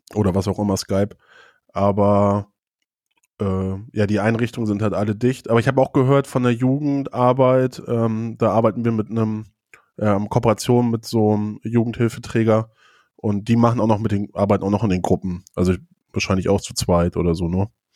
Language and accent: German; Schleswig-Flensburg district, Schleswig-Holstein, Germany; now in Hamburg, Germany; aus dem Kreis Schleswig-Flensburg, wo ich herkomme.